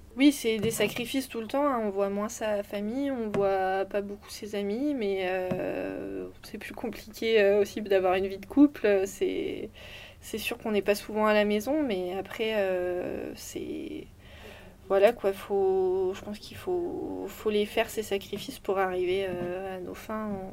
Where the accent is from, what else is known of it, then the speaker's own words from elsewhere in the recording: Brest, Brittany, France; also born or lived in Les Sables-d'Olonne; je suis née à Brest, je suis brestoise. Euh, j'y ai passé toute mon enfance et même un peu plus